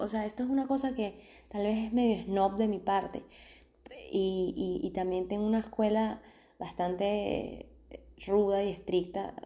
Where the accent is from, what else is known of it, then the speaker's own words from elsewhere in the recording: Venezuela; also born or lived in Argentina; now in Mexico; venimos de Argentina, somos venezolanos, venimos de Argentina